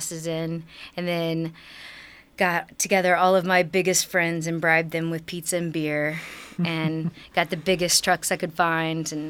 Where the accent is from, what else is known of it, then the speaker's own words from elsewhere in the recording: Nashville, Tennessee, United States; I'm from Nashville, Tennessee